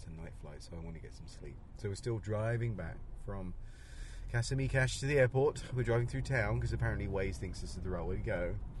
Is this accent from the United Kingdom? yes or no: yes; Canterbury, South East England, United Kingdom; moved away; Canterbury, which is my hometown back in Kent, in England.